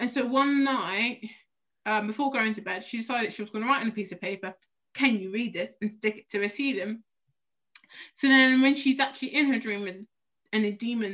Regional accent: London, United Kingdom; I'm from South East.

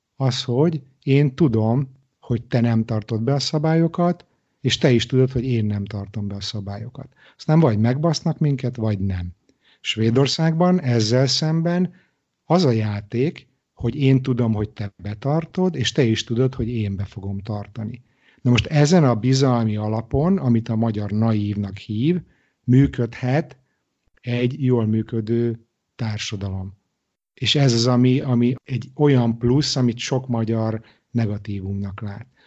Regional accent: Budapest, Hungary; moved away as an adult; also born or lived in Israel; now in Stockholm, Sweden; Budapestről ide költözve kelet-európai gyerekként

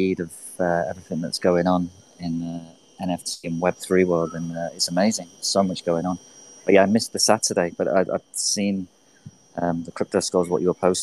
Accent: England, United Kingdom; moved away as an adult; now in Venice Beach, United States; I'm from England, but I've been living in Venice for 7 years

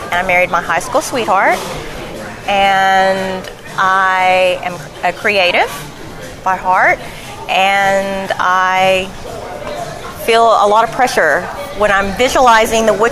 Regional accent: Elkins, Arkansas, United States; We grew up in Elkins.

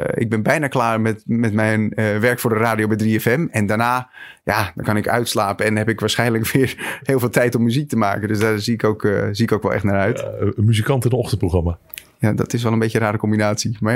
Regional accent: Schagen, North Holland, Netherlands; Ik kom uit Schagen en daar had je een muziekcentrum. Daar kreeg ik muziekles en daar heb ik, ben ik mijn, eigen, mijn eerste bandjes begonnen.

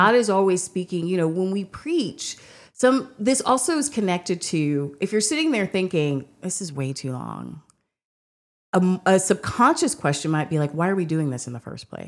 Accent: United States; being an American

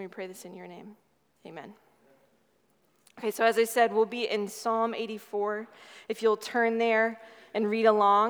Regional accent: Nebraska, United States; also born or lived in Midwest / Southern California; now in Dallas, United States; I grew up in a small town in Nebraska originally and moved around in the Midwest a bit

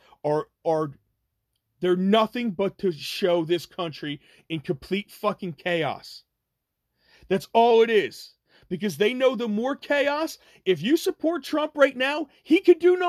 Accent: New Jersey, United States; I'm from New Jersey

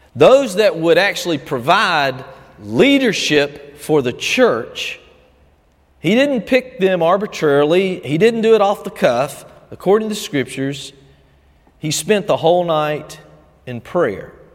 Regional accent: Albany, United States; growing up in First Baptist Albany when Perry Webb would pray the morning prayer

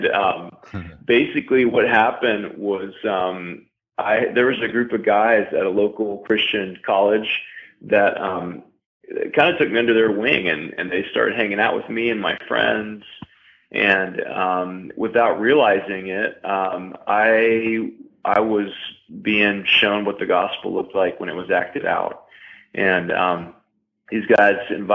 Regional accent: Tennessee, United States; I was raised in Tennessee in the woods with rednecks

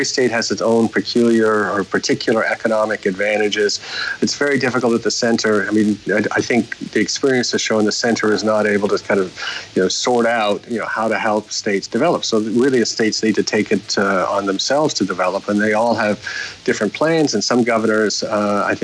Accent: Canada; moved away as an adult; now in Nigeria; I'm Canadian

